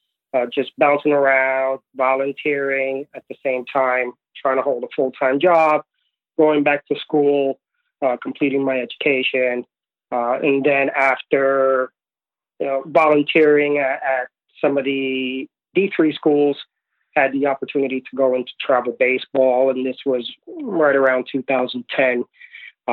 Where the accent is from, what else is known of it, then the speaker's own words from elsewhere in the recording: New York City, New York, United States; also born or lived in Puerto Rico / Florida; Moved to the States at a young age, grew up in New York City